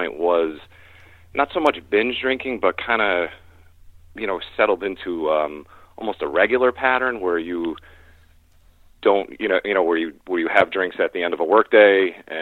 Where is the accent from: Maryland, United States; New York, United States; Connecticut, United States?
Connecticut, United States; I'm from Connecticut